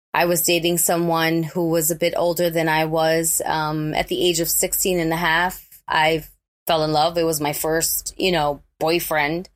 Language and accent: English; New York City, New York, United States; growing up in the Bronx, especially when I did.